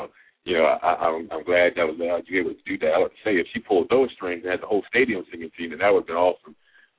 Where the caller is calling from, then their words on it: Baltimore, Maryland, United States; I'm calling from Baltimore, Maryland.